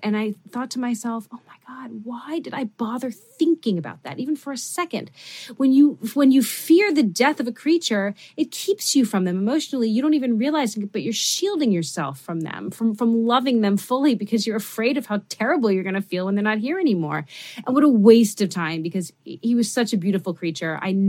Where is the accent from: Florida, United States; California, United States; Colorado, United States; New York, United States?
New York, United States; New York City; I never got to have dogs when I was growing up because I grew up in New York City and the building that I lived in didn't allow them.